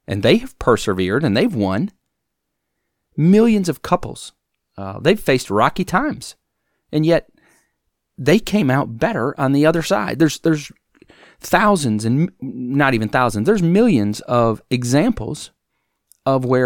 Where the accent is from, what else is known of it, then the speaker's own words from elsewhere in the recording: Wisconsin, United States; now in Alabama, United States; It's been cold here in Alabama, and I grew up in Wisconsin